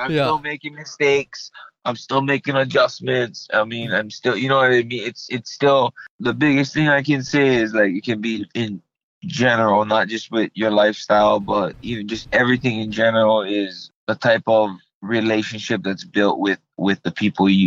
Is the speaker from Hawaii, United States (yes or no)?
yes; Hawaii, United States; when I was raised in Hawaii